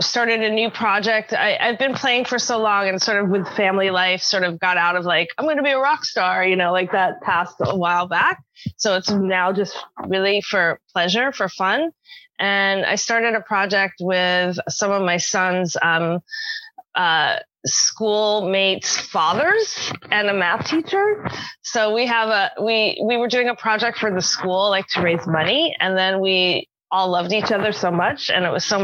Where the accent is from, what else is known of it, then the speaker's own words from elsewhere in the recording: New York City, New York, United States; moved away as an adult; now in Seattle, United States; I'm originally from New York City, grew up in New York City, and I still consider myself a New Yorker